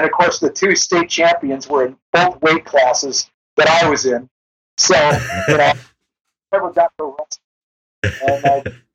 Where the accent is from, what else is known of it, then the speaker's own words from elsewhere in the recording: Rust Belt, United States; I grew up in the Rust Belt where everybody had a job